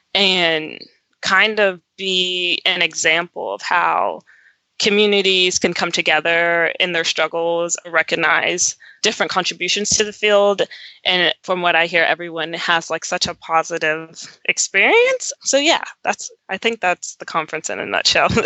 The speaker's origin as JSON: {"language": "English", "town": "Roanoke", "region": "Virginia", "country": "United States", "tie": "born or raised there", "also_born_or_lived": "New Jersey", "said": "I was born in New Jersey, but I grew up my whole life in Southwest Virginia, a little town called Roanoke"}